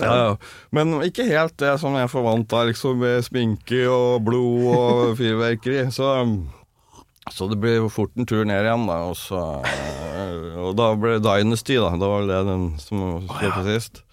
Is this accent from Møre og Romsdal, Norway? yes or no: no; Toten, Innlandet, Norway; accent: Toten dialect; also born or lived in Trondheim / Germany / France / New York; now in Stockholm, Sweden; Jeg er født i Trondheim, vokste opp på Toten.